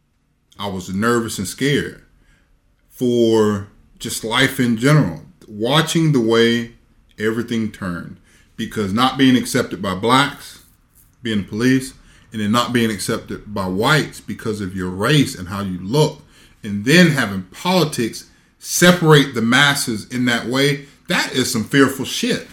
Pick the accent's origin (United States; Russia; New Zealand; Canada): United States; the South; when you grew up in the South